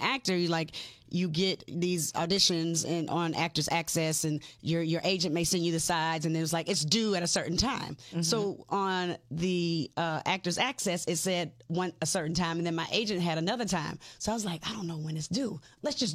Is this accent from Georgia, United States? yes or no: yes; Decatur, Georgia, United States; also born or lived in Atlanta; I was born in Atlanta, raised in Decatur